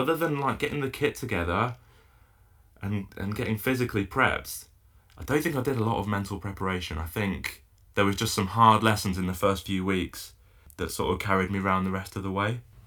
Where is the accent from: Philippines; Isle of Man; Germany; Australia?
Isle of Man; now in Falmouth, United Kingdom; I grew up paddling in the Isle of Man